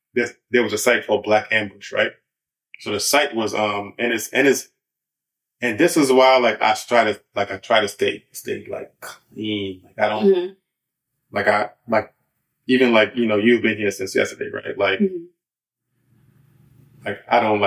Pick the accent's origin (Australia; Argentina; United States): United States; New York City, New York; I'm from Brooklyn, New York